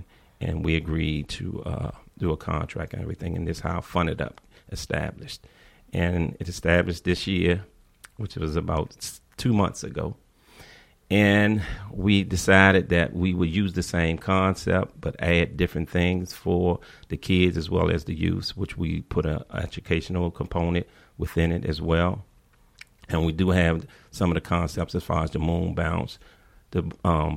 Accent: Washington, District of Columbia, United States; I grew up in the Woodbridge neighborhood

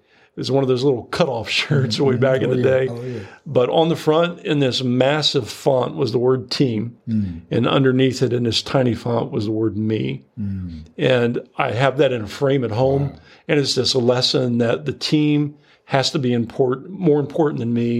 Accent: Sidney, Ohio, United States; growing up in Ohio

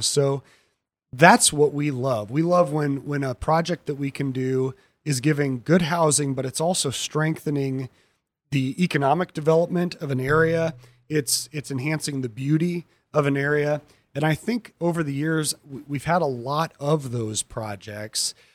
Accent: Elkhart, Indiana, United States; also born or lived in Goshen; I grew up in Elkhart

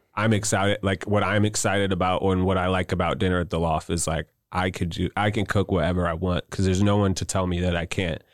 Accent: Wentzville, Missouri, United States; also born or lived in Cedar Rapids, Iowa; I moved here when I was four years old

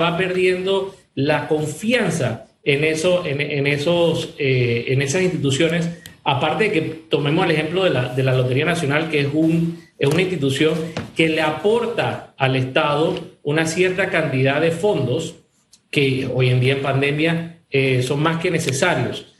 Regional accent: Panama; como ciudadanos, como panameños

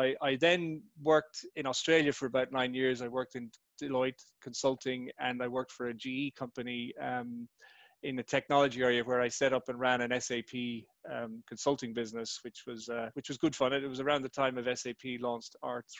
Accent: Ireland; I'm Irish, as you said, born and bred in Ireland, a farmer's son

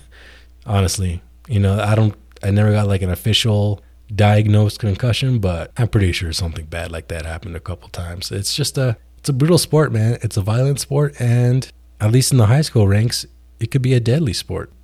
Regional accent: New Mexico, United States; New Mexico, my home state

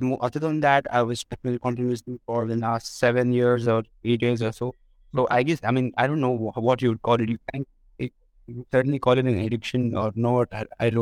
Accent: India; I'm from India

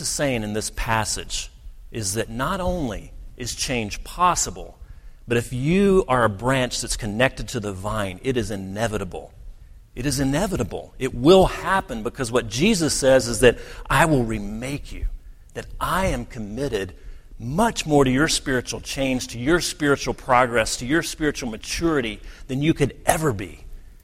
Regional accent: United States; many of us as American

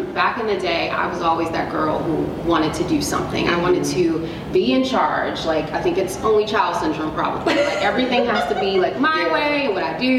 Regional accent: Baltimore, Maryland, United States; Baltimore made me tough, right? Like, this is a very rough city.

